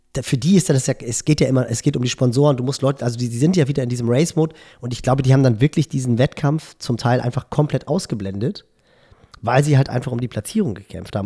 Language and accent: German; Hamburg, Germany; als Hamburger